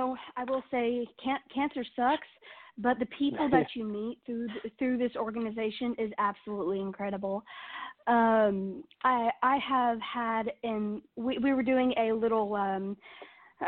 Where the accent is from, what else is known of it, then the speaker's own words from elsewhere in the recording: Nashville, Tennessee, United States; born and raised in Nashville, Tennessee